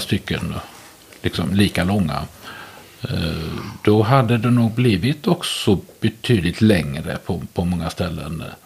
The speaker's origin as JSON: {"language": "Swedish", "area": "Västergötland", "region": "Västra Götaland", "country": "Sweden", "tie": "born or raised there", "said": "Jag är född och uppvuxen i Västergötland och har i stort sett aldrig bott någon annanstans"}